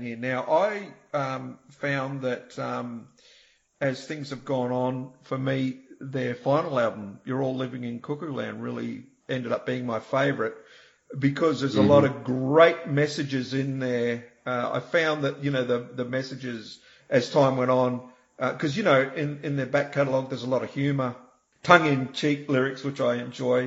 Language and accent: English; New Zealand; also born or lived in Australia; I was born in Australia, but I spent a lot of my childhood in New Zealand